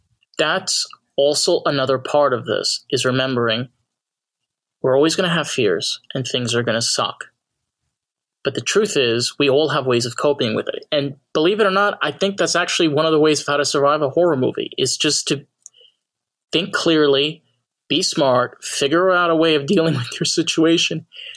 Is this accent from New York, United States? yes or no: yes; New York, United States; Well, I'm not from Jersey. I'm from New York.